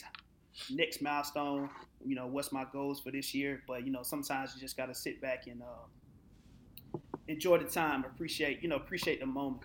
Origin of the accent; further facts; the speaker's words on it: Atlanta, Georgia, United States; The base is Atlanta because I'm from Atlanta